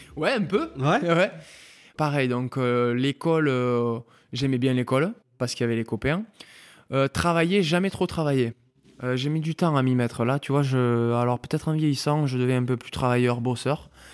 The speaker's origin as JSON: {"language": "French", "town": "Mont-de-Marsan", "region": "Nouvelle-Aquitaine", "country": "France", "tie": "born or raised there", "also_born_or_lived": "Argelès-Gazost / Pamiers", "moved": "as an adult", "lives_now": "Bordeaux, France"}